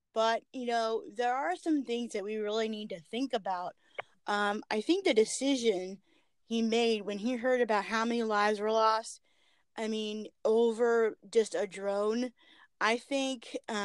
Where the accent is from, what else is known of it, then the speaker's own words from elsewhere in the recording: California, United States; moved away as an adult; now in North Carolina, United States; I was born and raised in California